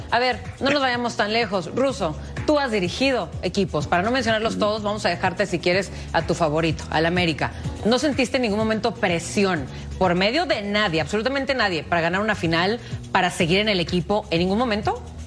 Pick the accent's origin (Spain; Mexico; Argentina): Mexico